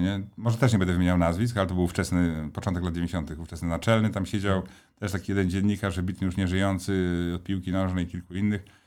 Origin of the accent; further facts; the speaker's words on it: Stalowa Wola, Subcarpathian Voivodeship, Poland; moved away; jestem takim jednak y, chłopakiem ze Starowej Woli, takim z krwi i kości